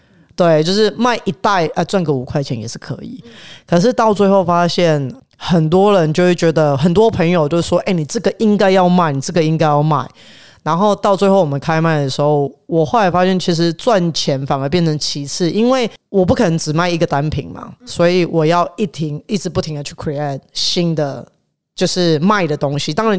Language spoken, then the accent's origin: Chinese; Taiwan; now in Melbourne, Australia; 因为我跟我的合作人都是来自台湾，